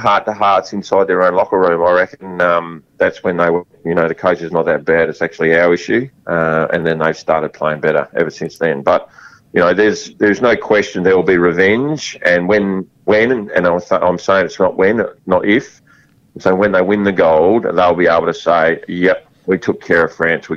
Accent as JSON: {"language": "English", "region": "Western Australia", "country": "Australia", "said": "I love being Australian and I love being West Australian"}